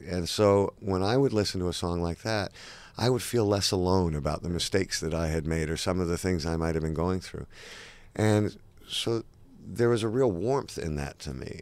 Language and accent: English; Toronto, Ontario, Canada; also born or lived in London / Los Angeles; I was born in London, and uh, for a brief moment in time, my mom and dad moved to Los Angeles, and me and my twin sister and my older brother lived there. And then they split up, and then my mom and my sister and I moved to Canada, and Toronto is where I grew up.